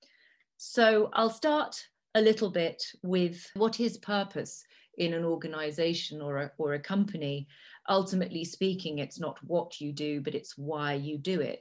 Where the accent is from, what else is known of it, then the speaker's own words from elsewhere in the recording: Italy; first language Italian; English is a second language; moved away; also born or lived in Cambridge, United Kingdom; I'm English. My family is English, but had lived in Italy for over 150 years. So I've grown up in what I consider to be one of the most beautiful places in the world. I speak three languages. Italian is my first language.